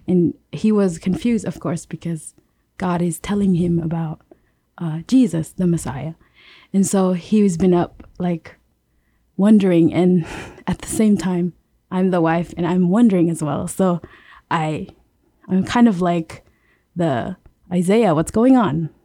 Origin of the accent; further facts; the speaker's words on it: Yap, Micronesia; moved away as an adult; I'm from Yap.